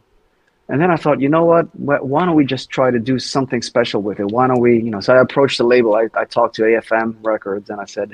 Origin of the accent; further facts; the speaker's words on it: Thessaloniki, Central Macedonia, Greece; also born or lived in Sweden; my hometown in Thessaloniki in Greece